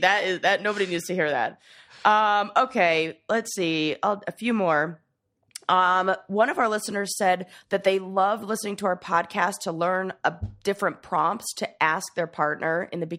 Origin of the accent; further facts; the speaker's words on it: Los Angeles, California, United States; I grew up in LA in Hollywood